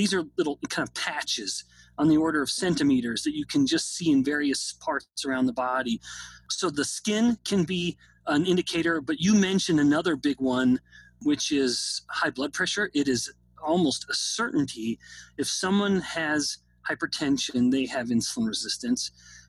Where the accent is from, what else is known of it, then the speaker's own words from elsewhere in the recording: Canada; now in United States; I say this as someone who's actually a foreigner being born and raised in Canada.